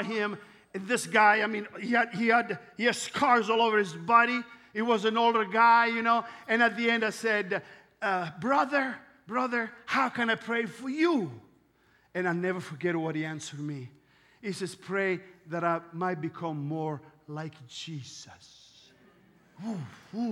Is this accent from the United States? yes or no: no; Italy; accent: Italian; English is a second language; I'm Italian